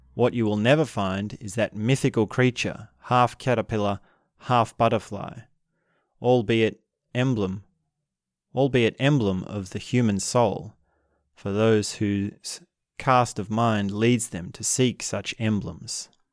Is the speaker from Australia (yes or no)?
yes; Australia; In Australia, I'm Australian